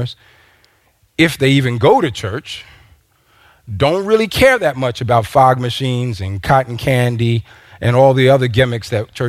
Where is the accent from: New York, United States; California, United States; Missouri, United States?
New York, United States; now in Minnesota, United States; I'm from New York